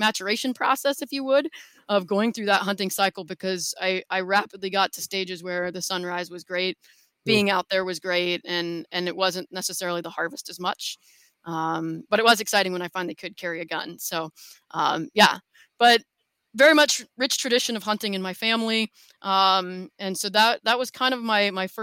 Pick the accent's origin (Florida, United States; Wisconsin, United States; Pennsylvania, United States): Pennsylvania, United States; Mercer; moved away; So I was born and raised in Western Pennsylvania in a town called Mercer